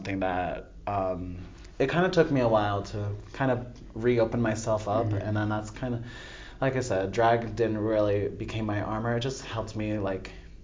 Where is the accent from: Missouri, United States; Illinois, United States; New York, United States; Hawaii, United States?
New York, United States; upstate; moved away as an adult; also born or lived in Temecula, California; I'm originally from Temecula, California, but I've lived in upstate New York for most of my life, from 9 to till I was like 21